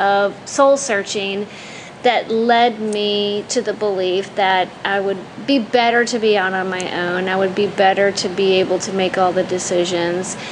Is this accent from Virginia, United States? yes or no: yes; Richmond, Virginia, United States; born and raised in Richmond, Virginia